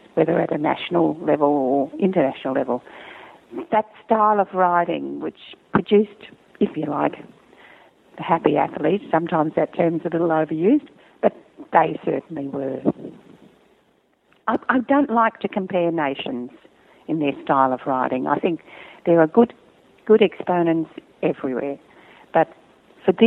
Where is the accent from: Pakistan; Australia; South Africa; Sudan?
Australia; judging in my home country